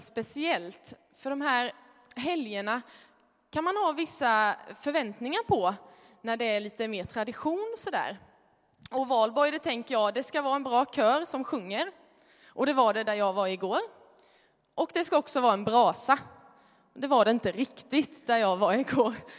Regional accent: Småland, Sweden; moved away; Jag är från Småland, det kanske hörs.

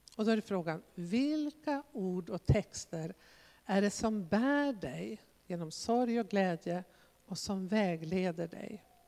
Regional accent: Västerbotten County, Sweden; jag kommer ju själv från Västerbotten

